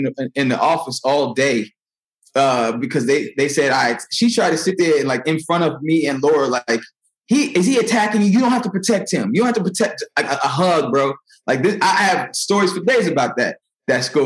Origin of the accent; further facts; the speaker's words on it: Naperville, Illinois, United States; also born or lived in Aurora, Illinois / St. Charles, Missouri; In Neuqua, in Naperville